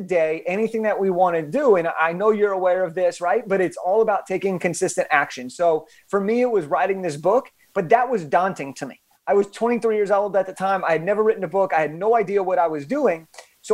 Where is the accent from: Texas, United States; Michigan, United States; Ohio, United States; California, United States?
California, United States; Los Angeles; I'm from Los Angeles